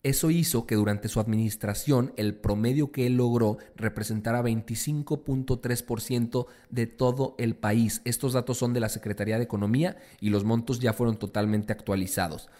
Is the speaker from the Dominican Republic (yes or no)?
no; Mexico; todos los mexicanos